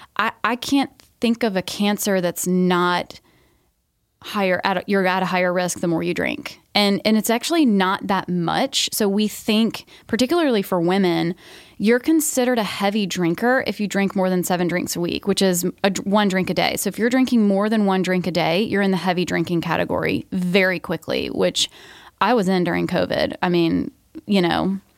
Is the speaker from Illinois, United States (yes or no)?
no; Georgia, United States; I grew up in Georgia